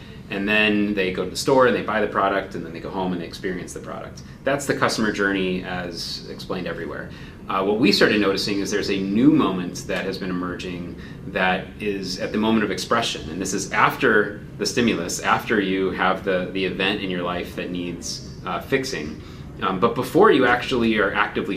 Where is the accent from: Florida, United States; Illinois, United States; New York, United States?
Illinois, United States; Chicago; I grew up in Chicago